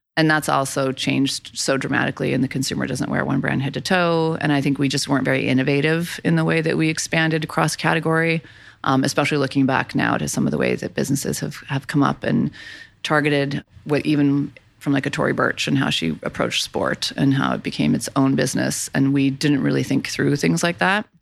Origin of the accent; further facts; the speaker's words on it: Boulder, Colorado, United States; moved away as an adult; also born or lived in Los Angeles; I'm from Boulder, Colorado.